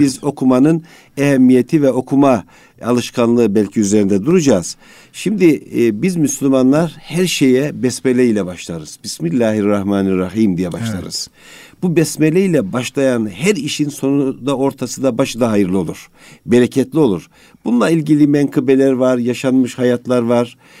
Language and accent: Turkish; Amasya, Turkey; ben Amasyalıyım